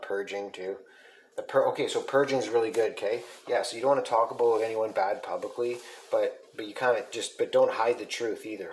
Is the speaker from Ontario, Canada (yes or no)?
yes; Sault Ste. Marie, Ontario, Canada; I'm from Sault Ste. Marie.